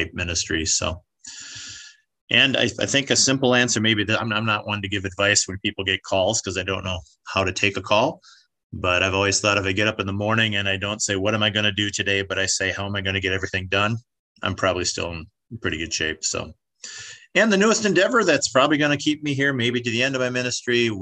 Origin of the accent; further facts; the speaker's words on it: Michigan, United States; moved away as an adult; now in Wichita, United States; I grew up in Michigan.